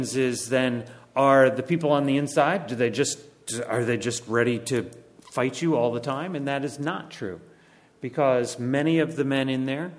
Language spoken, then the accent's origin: English; Connecticut, United States; moved away as an adult; also born or lived in Bangladesh; now in York County, Pennsylvania, United States; My wife and I actually grew up in Connecticut